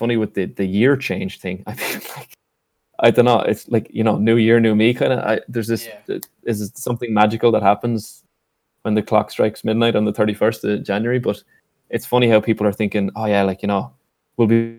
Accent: Wexford, Leinster, Ireland; moved away as an adult; now in United States; knew I was from Wexford

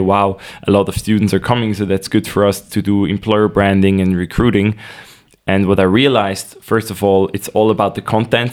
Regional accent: Nidwalden, Switzerland; I was born in Nidwalden, a rather uh, traditional canton here in Switzerland. Uh, went to school there

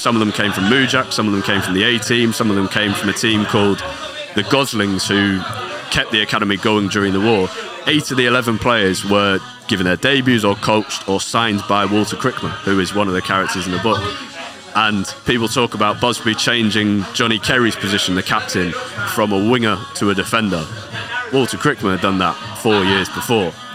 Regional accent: London, United Kingdom; moved away as an adult; now in Manchester, United Kingdom; I grew up in North London, right next to Arsenal, um, but moved to Manchester four and a half, nearly five years ago

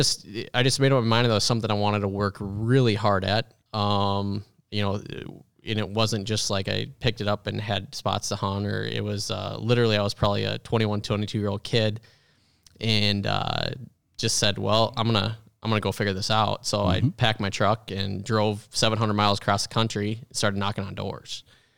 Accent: Minnesota, United States; Yeah, well, yeah, thanks. I grew up in Minnesota.

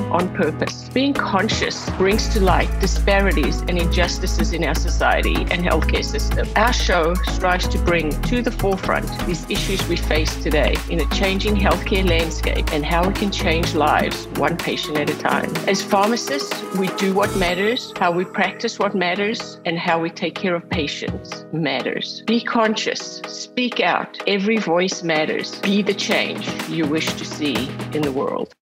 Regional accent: South Africa; growing up in South Africa

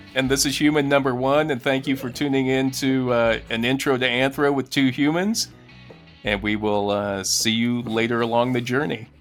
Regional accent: United States; I'm American

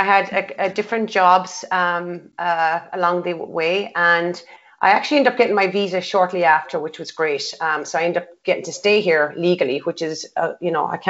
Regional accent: Galway, Connacht, Ireland; now in Boston, United States; I'm from Galway City, Newcastle area.

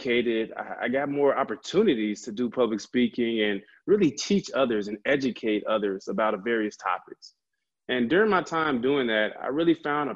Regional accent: Chicago, Illinois, United States; also born or lived in Urbana-Champaign, Illinois / Madison, Wisconsin / Milwaukee, Wisconsin; I'm originally from the Chicagoland area.

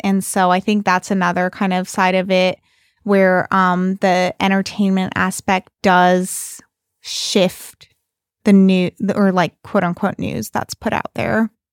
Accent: Bay Area, California, United States; moved away; I'm from the Bay Area

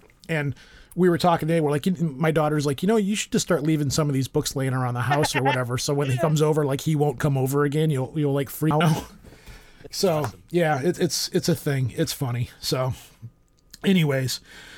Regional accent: United States; I'm American

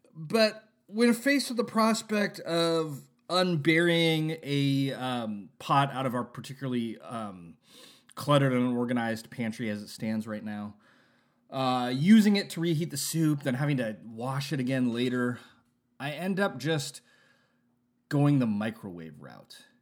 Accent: California, United States; when I was a kid, growing up in California

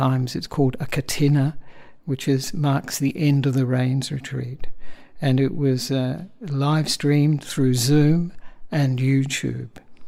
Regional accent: Australia; moved away as an adult; also born or lived in Sri Lanka; I am an Australian monk

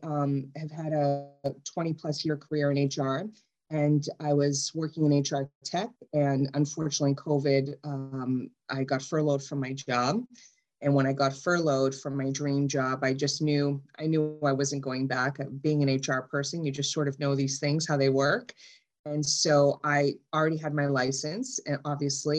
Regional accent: Somerville, Massachusetts, United States; I grew up in Somerville

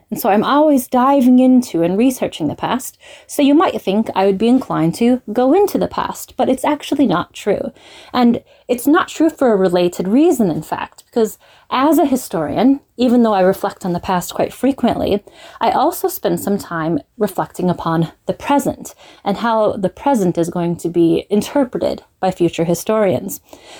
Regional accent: London, United Kingdom; I am from London, England.

